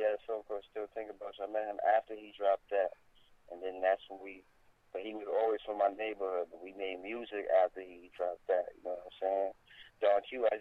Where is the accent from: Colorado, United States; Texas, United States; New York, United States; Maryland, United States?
New York, United States; New York City; I'm from Highbridge